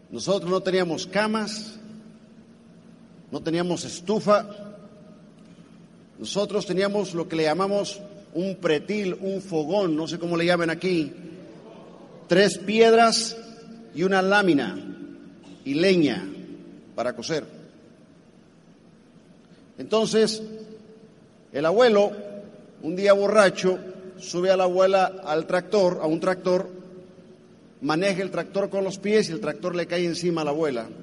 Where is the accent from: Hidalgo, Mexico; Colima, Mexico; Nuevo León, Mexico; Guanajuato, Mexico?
Colima, Mexico; Yo soy mexicano, de Colima. Entonces mi madre y su hermana emigran a Estados Unidos en 1972